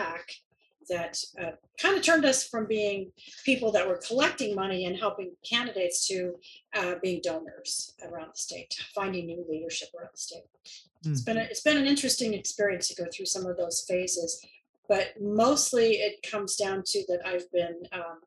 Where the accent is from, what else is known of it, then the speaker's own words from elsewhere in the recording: Williamsburg, Virginia, United States; now in Oregon, United States; I grew up in Williamsburg